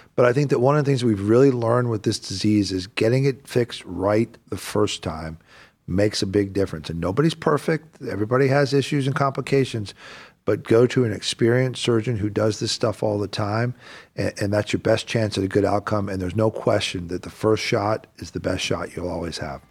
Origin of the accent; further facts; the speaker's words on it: the South, United States; now in Northeast Ohio, United States; I grew up in the South